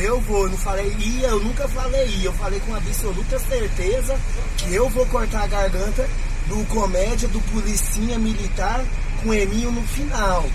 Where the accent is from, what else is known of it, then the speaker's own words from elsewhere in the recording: Goiás, Brazil; also born or lived in Rio de Janeiro; eu cresci aqui, né? Aí aqui é, é, o estado de Goiás